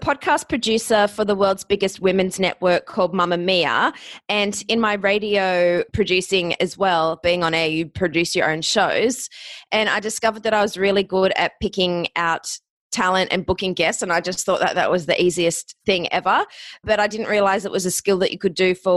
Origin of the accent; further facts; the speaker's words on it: Australia; accent: Australian; moved away as an adult; also born or lived in Ohio, United States / Hollywood, United States; I'm Australian.